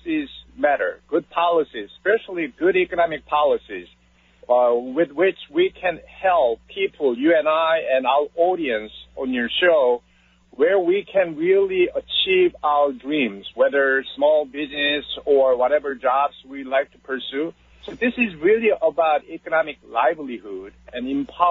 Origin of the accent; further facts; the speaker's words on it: Seoul, South Korea; moved away as an adult; now in United States; I was born in Seoul, South Korea. So my beginning was a bit different from yours. And then I decided to come to this great nation by my choice